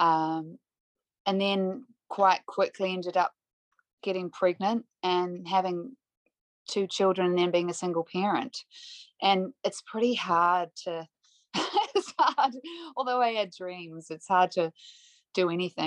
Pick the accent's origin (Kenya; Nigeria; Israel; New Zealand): New Zealand; Christchurch, Canterbury; also born or lived in Palo Alto, California, United States / Ontario, Canada / Vancouver, Canada; I grew up here in Christchurch